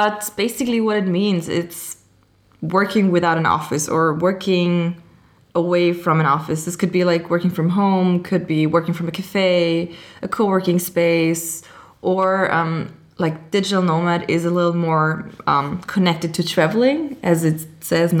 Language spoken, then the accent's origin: English; Austria; moved away as an adult; also born or lived in Amsterdam; I am from Austria originally, but I travel a lot and I work location independent since about 2016